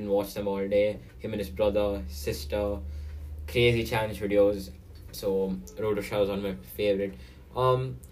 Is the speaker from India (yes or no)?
yes; India; I'm Indian